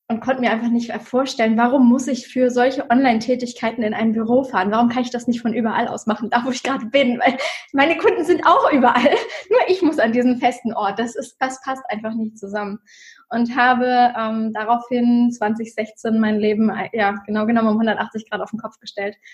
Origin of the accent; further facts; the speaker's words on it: Germany; Ähm, ich komme ursprünglich aus der Nähe von Hamburg und habe in 2016 für mich beschlossen, es muss irgendwie mehr für mein Leben geben.